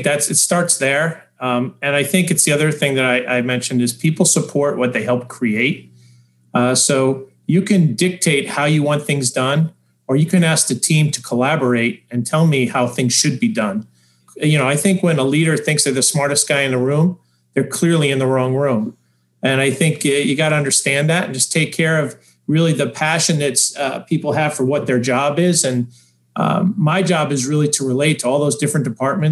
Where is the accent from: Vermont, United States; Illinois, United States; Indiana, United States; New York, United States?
New York, United States; also born or lived in Denver; I live part-time in Denver. I'm from New York, so I commute back and forth.